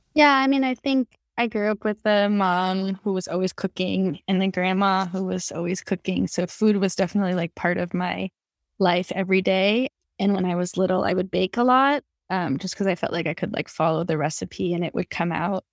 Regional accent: Los Angeles, California, United States; moved away as an adult; also born or lived in Berkeley / Brooklyn, New York; I grew up in Los Angeles where, you know, we have fresh things all year round

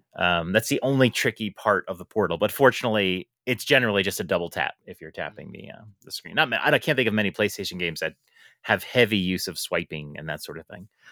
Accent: New York, United States; I am from New York.

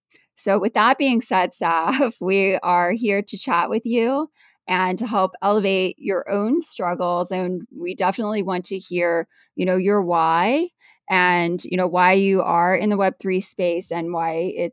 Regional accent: Appalachia, United States; I grew up in Appalachia, or as some people say it, Appalachia.

